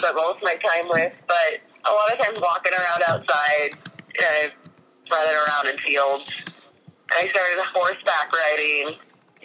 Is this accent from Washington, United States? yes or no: yes; Eastern Washington, United States; moved away as an adult; also born or lived in Spokane, Washington; now in Bethel, United States; I grew up in Eastern Washington horseback riding